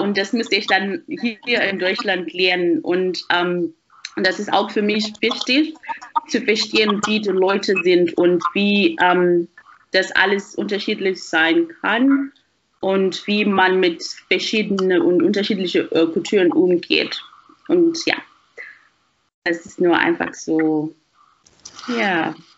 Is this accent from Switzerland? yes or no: no; Harare, Zimbabwe; German is a second language; moved away as an adult; now in Germany; ich komme ähm, aus Zimbabwe und ich habe nur einfach die meiste Zeit meines Lebens in Zimbabwe verbracht, in Harare